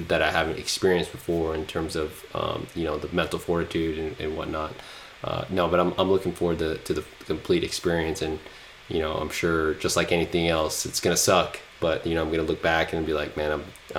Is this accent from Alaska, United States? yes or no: yes; Anchorage, Alaska, United States; also born or lived in Las Vegas; even though I relate to growing up in the city, because I did, grew up in Anchorage, grew up in Las Vegas, and spent most of my t